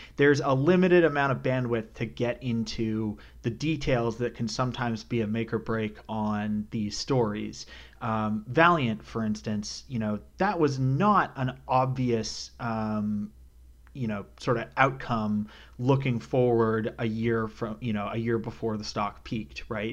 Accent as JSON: {"language": "English", "country": "Canada", "tie": "born or raised there", "also_born_or_lived": "New York City", "moved": "yes", "lives_now": "North Carolina, United States", "said": "born and raised in Canada"}